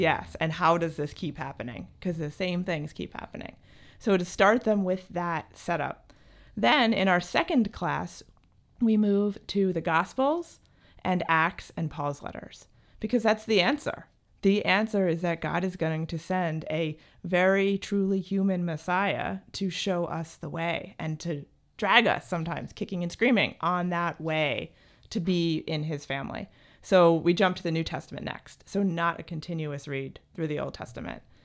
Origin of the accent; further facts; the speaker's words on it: New Jersey, United States; I grew up in New Jersey